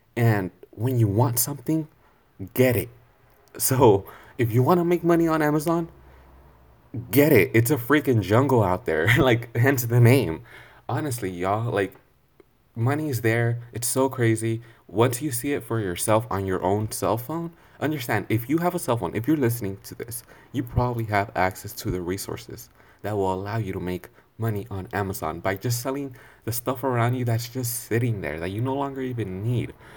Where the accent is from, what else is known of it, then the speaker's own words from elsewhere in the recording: California, United States; I'm from California